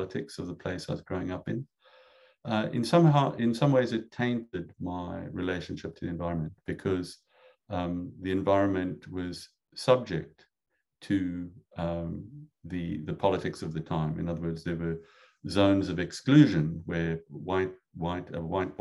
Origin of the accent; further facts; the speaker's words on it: South Africa; moved away as an adult; now in United States; I grew up in South Africa